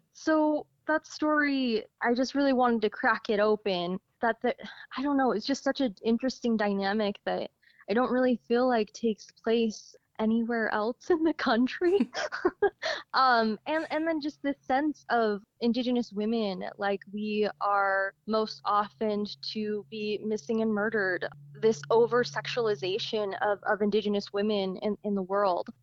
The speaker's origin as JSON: {"language": "English", "town": "Logan", "region": "Utah", "country": "United States", "tie": "born or raised there", "said": "growing up in Logan"}